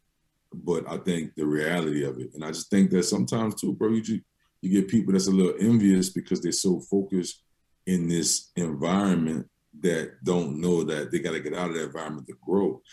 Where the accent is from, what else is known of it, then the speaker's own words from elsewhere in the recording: New Orleans, Louisiana, United States; after I moved to the Third Ward from Holly Grove. Me and my mom and my older brother moved from Holly Grove.